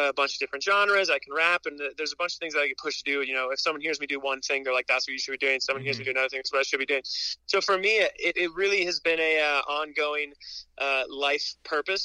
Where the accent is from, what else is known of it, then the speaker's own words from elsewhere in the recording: Whitefish, Montana, United States; now in Los Angeles, United States; I grew up in Whitefish